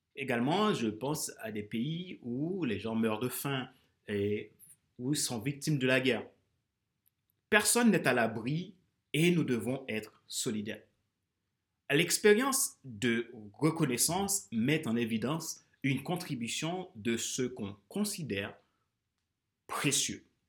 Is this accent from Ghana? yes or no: no; Haiti; now in France; mon pays d'origine, Haïti, et ma terre d'accueil, la France, qui est devenue mon pays